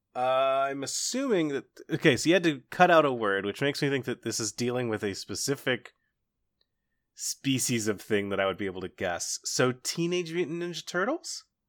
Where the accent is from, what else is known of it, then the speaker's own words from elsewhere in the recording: Cincinnati, Ohio, United States; I grew up just outside of Cincinnati